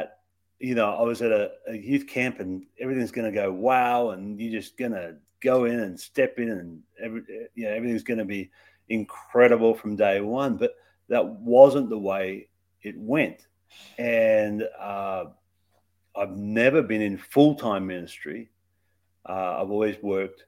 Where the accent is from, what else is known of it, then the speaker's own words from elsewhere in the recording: Australia; moved away; So I grew up in Australia. That's where my accent comes from